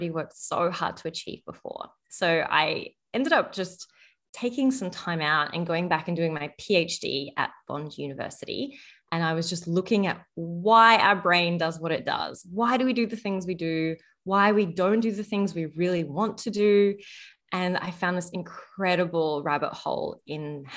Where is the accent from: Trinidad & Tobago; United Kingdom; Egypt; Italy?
Egypt; moved away; I was born in Egypt, and in our culture, food and gathering around food is like a real cultural love language